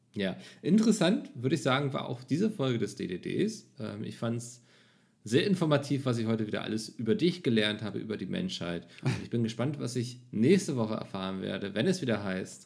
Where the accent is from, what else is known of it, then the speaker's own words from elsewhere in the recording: Northern Germany, Germany; als Norddeutscher